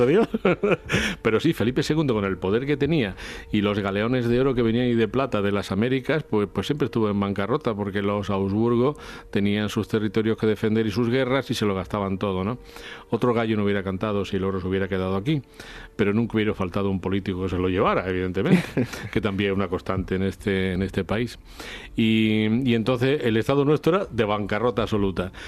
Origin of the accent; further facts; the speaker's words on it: Spain; los españoles tenemos que sentirnos muy orgullosos